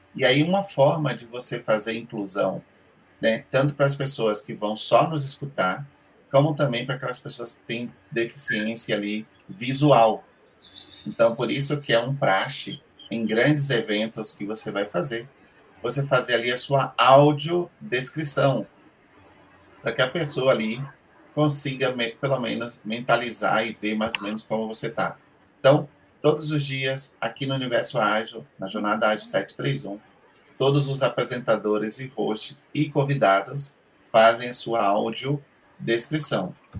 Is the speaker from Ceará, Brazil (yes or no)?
no; Bahia, Brazil; accent: Bahian; na Bahia, a gente tem também as nossas formas de falar, nossos, nosso sotaque diferente